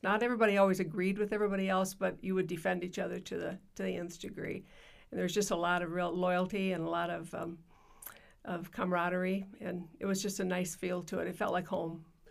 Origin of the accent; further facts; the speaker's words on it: Yankton, South Dakota, United States; I grew up in Yankton, South Dakota